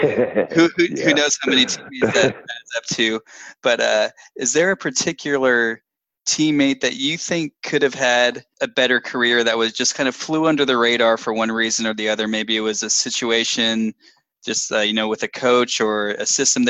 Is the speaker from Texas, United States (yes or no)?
yes; Dallas, Texas, United States; I'm from Dallas